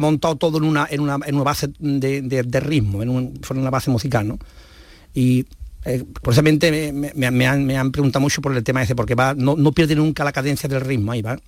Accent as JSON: {"language": "Spanish", "town": "Las Cabezas de San Juan", "region": "Andalusia", "country": "Spain", "also_born_or_lived": "Los Palacios y Villafranca", "said": "yo soy de las cabezas, vivo las cabezas, que es mi pueblo"}